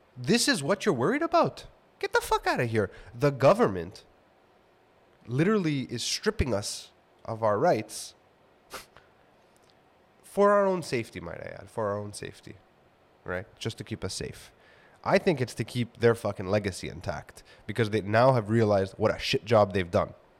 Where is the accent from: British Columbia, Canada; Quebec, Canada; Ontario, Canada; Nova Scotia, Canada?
Quebec, Canada; Montreal; where I grew up in Kodanesh and it being, like, the hub of all the hospitals and healthcare institutions of the city and universities